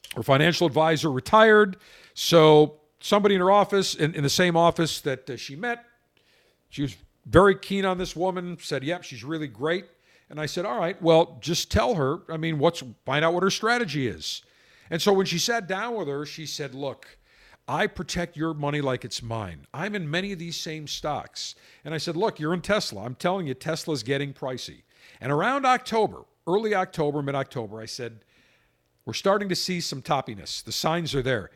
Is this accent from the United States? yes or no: yes; Buffalo, New York, United States; I grew up in Buffalo, ten miles, twelve miles from Niagara Falls